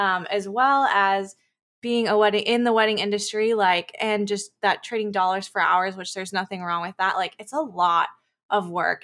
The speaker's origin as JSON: {"language": "English", "town": "Chico", "region": "California", "country": "United States", "tie": "born or raised there", "said": "we live in Northern California in a small town called Chico. That's where I'm born and raised"}